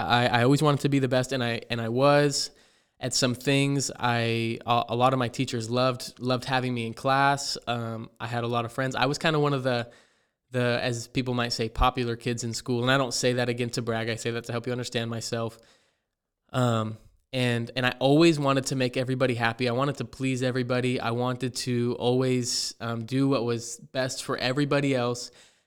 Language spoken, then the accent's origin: English; Ontario, Oregon, United States; born there; also born or lived in Payette, Idaho; I was born in Ontario, Oregon. I lived the first couple years of my life in Payette, Idaho, which is about 4 hours from where I'm at now.